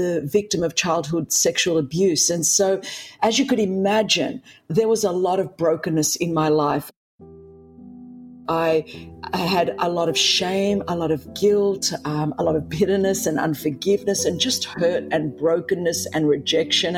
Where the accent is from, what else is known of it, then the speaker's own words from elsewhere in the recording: Sydney, New South Wales, Australia; first language Greek; English is a second language; I grew up in Sydney, Australia